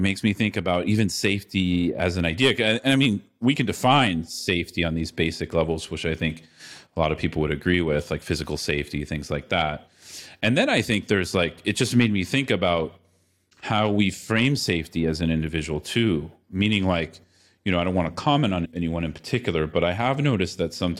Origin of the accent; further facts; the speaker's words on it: California, United States; now in Latin America; I grew up in the Bay Area, San Francisco Bay Area, you know, in a fairly privileged upbringing.